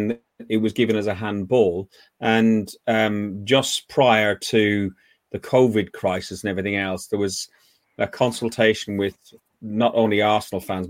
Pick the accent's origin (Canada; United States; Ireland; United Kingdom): Ireland; I'm Irish